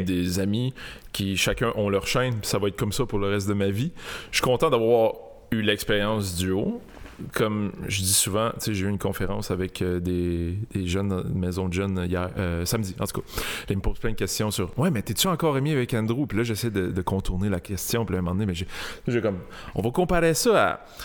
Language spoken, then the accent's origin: French; Montreal, Quebec, Canada; J'ai grandi à Saint-Léonard toute ma ah, vie.